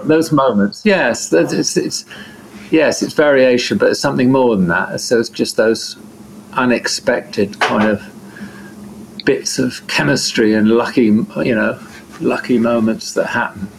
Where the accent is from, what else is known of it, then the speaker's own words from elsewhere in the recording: Devon, South West England, United Kingdom; I'm from Devon, in southern England